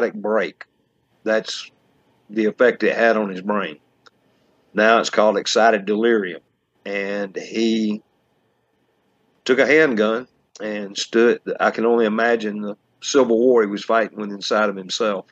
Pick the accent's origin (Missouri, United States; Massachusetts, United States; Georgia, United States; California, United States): Georgia, United States; I was born in Bullaroo, Georgia. In 1962, middle class, rural family